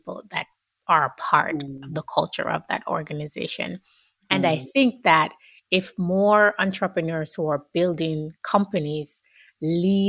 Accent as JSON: {"language": "English", "country": "Jamaica", "said": "I'm Jamaican"}